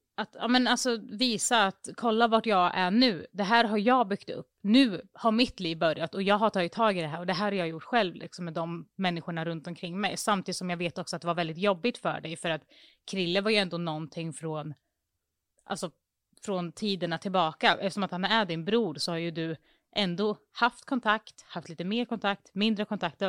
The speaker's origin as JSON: {"language": "Swedish", "town": "Mjölby", "region": "Östergötland", "country": "Sweden", "said": "det är ju faktiskt staden som jag kommer ifrån också"}